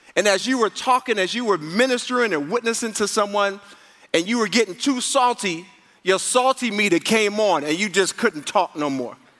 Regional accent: New York, United States; moved away; I grew up in New York, and people didn't have like people didn't have cars in New York.

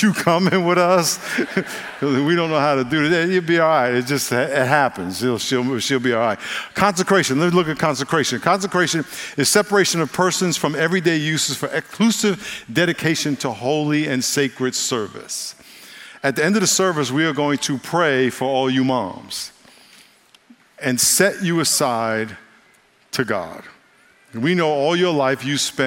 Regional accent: New York, United States; moved away as an adult; I'm from New York, and I lived there till I was 22 years old and came out here after college.

